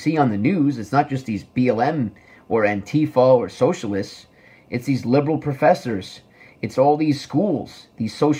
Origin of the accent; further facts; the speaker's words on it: Rockland, New York, United States; moved away as an adult; now in New Jersey, United States; my hometown of Rockland. You know, I grew up there for a long time